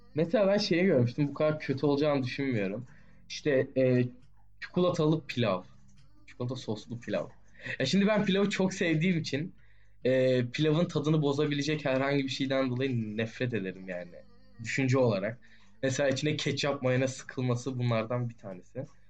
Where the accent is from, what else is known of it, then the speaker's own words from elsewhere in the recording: Turkey; Türk'üz abi.